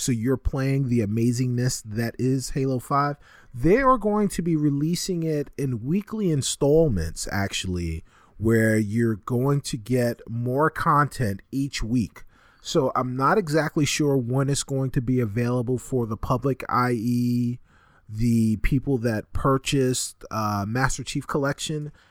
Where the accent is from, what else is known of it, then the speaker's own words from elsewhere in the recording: New York City, New York, United States; the Bronx-born resident on this show